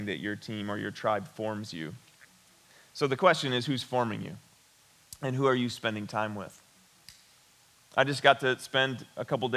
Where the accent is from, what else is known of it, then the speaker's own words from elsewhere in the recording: West Branch, Michigan, United States; I grew up in West Branch. I attended Ogama Heights High School